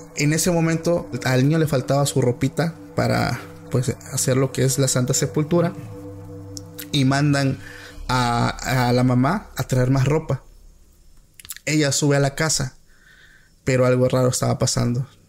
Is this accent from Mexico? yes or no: yes; Oaxaca, Mexico; soy de Oaxaca